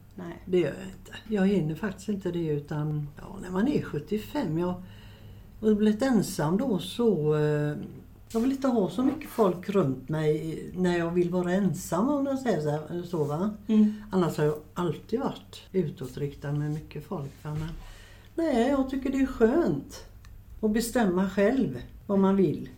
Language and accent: Swedish; Gothenburg, Västra Götaland, Sweden; also born or lived in Biskopsgården, Gothenburg; Jag flyttade hit upp till eh, Biskopsgården 1959. Eh, jag är född i eh, Rambergsdagen på Gropegårdsgatan